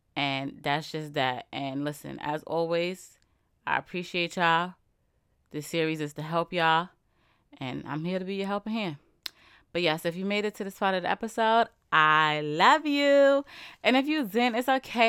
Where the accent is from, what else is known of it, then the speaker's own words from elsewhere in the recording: New York, United States; I'm from New York